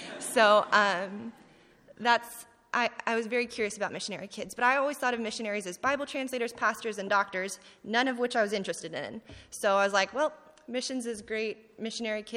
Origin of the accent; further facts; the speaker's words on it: California, United States; moved away as an adult; I'm from California, born and raised